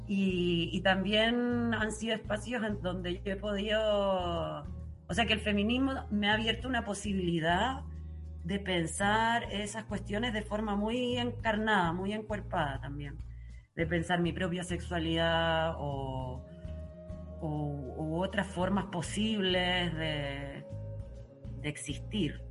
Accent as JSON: {"language": "Spanish", "country": "Chile", "tie": "born or raised there", "also_born_or_lived": "Germany", "moved": "yes", "said": "cuando volvió a Chile, que volvió conmigo, que yo tenía seis años"}